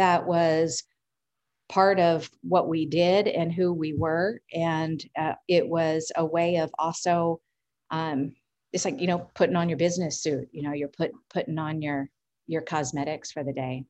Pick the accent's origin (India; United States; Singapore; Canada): United States; Washington metropolitan area; growing up inside the Beltway. What that means is I grew up in the city.